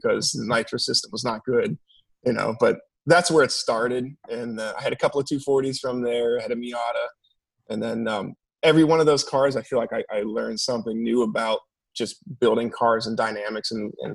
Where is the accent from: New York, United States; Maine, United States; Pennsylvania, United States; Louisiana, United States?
Pennsylvania, United States; Pittsburgh; now in Los Angeles, United States; back home, I'm from Pittsburgh originally